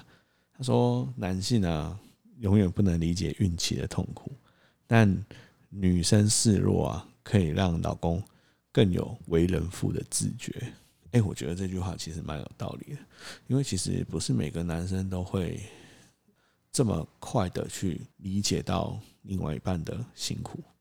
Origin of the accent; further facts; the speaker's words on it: Tainan, Taiwan; 目前我们会希望让小孩子在台南长大，因为其实有很多原因。第一个是还是比较喜欢自己的家乡，再来是在台南其实可以有比较多的后援